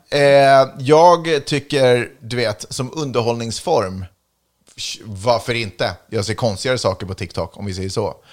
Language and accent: Swedish; Sweden; now in United States; jag är svensk medborgare